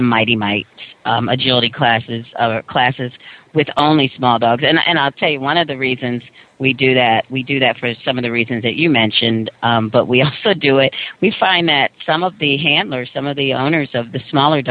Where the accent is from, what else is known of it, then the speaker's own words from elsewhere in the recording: Ohio, United States; moved away; I grew up in Ohio